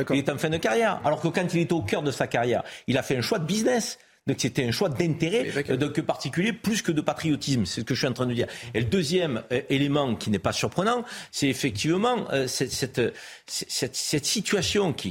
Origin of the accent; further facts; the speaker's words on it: France; je ne crois pas à son argument parce que j'ai grandi en France.